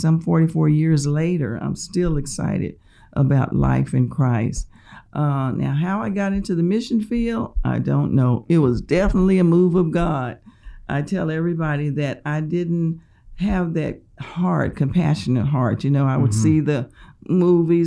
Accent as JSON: {"language": "English", "town": "Gonzales", "region": "Texas", "country": "United States", "tie": "born or raised there", "said": "I was born in Gonzales, Texas, which is about an hour and a half from here. It's a small town."}